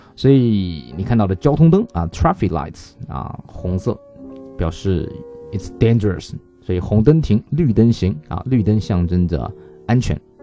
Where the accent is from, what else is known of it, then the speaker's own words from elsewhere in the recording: China; 我们中国人